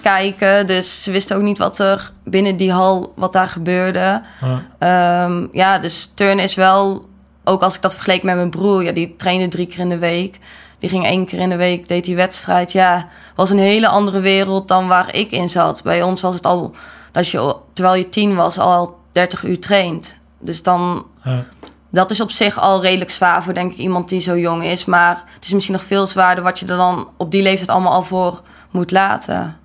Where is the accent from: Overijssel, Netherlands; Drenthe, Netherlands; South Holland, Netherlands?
South Holland, Netherlands; Gorinchem; Ik ben geboren in Gorkum